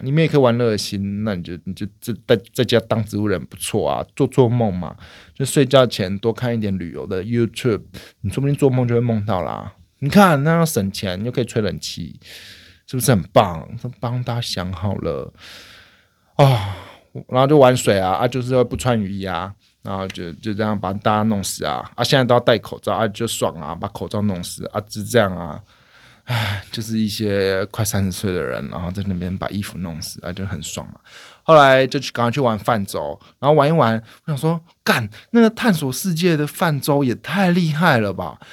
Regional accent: Taiwan; 我也是台湾人

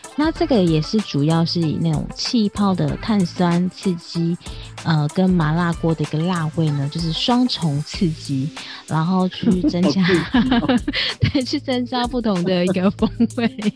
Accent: Taiwan; 我是台湾，我是客家人

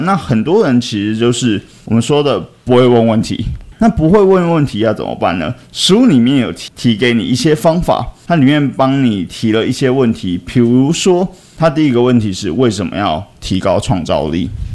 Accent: Taiwan; 这个身为台湾人

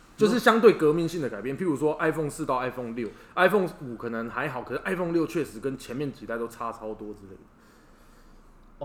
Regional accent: Taiwan; 我们也是台湾人

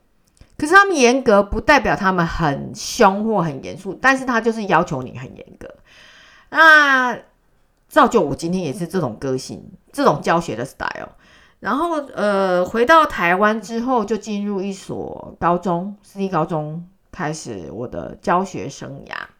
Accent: Western Canada, Canada; 但是我那时候我是生长生在呃生长在呃西部。

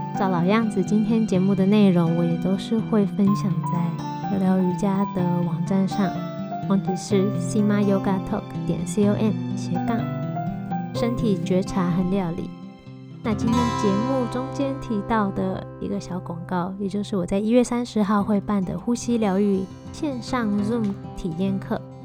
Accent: Taiwan; 我自己是身为土生土长的台湾人，从小吃着各种酱汁长大

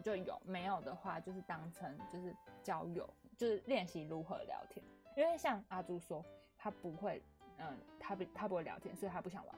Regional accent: Yunlin County, Taiwan; 我是云林人嘛

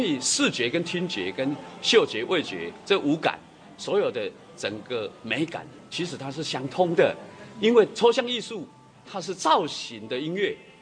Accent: Taiwan; 我们把我们的故乡弄得更好，立足台湾

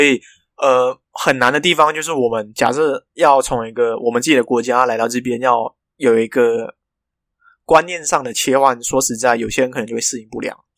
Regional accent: Malaysia; moved away as an adult; now in Taiwan; 我从马来西亚来到台湾

